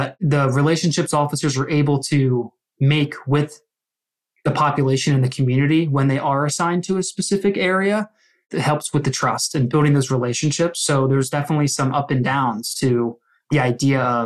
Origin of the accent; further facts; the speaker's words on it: Philadelphia, Pennsylvania, United States; I'm from the Philadelphia area